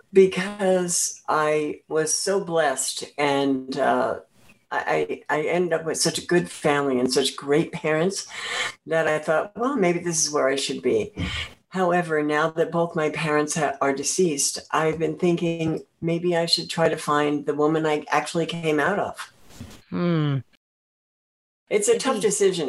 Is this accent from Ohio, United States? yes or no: no; central New Jersey, United States; I was born in an orphanage in uh, New Jersey. Yes, and I was adopted uh, through the Catholic Church um, uh, into a family uh, in um, central New Jersey, a farming community